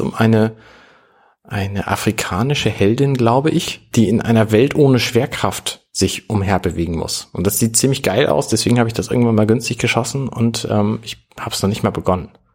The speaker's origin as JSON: {"language": "German", "country": "Germany", "said": "als Deutscher"}